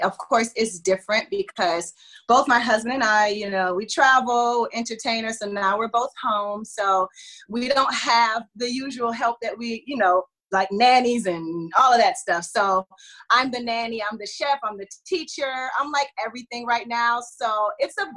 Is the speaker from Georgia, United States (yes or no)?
yes; Atlanta, Georgia, United States; also born or lived in Detroit, Michigan; I lived there until I was like 5 years old, and then I moved to Atlanta. So I'm from Atlanta.